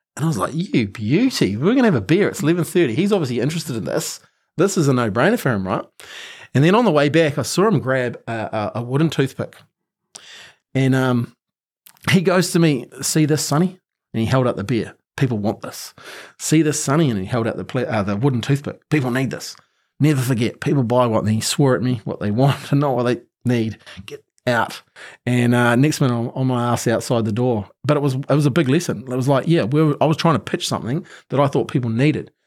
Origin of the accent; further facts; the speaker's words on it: Christchurch, Canterbury, New Zealand; I'm a typical Kiwi kid